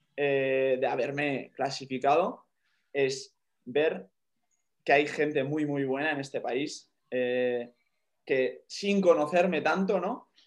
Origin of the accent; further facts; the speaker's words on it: Spain; soy el primer español